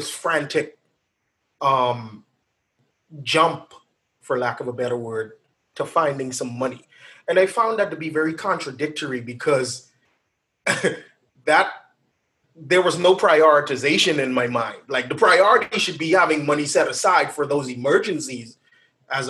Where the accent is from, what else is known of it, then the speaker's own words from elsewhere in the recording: Bahamas; I was born and raised in the Bahamas, a little small island called Eleuther.